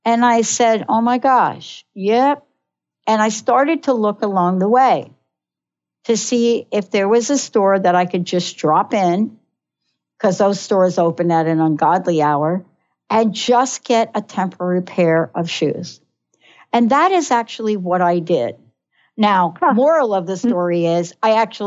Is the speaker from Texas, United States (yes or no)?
no; New York, United States; I'm from New York